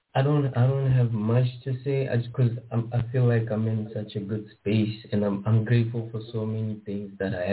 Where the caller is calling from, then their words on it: Botswana; from Botswana.